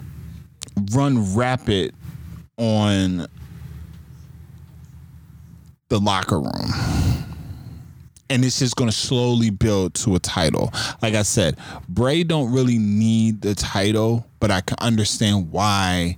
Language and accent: English; Buffalo, New York, United States; my hometown where I'm at right now. They will be in Buffalo